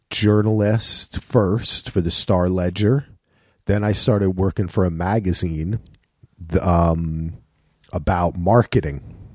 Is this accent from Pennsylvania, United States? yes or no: no; New Jersey, United States; moved away as an adult; also born or lived in Manhattan / Durham; now in Portland, United States; I grew up in Jersey. Went to Rutgers.